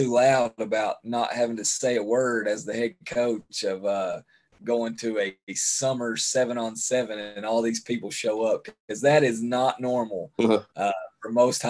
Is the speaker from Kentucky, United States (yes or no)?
yes; Kentucky, United States; I was from Eastern Kentucky, 606, and I went to college with probably half a dozen, maybe 10 other guys that were from Eastern Kentucky.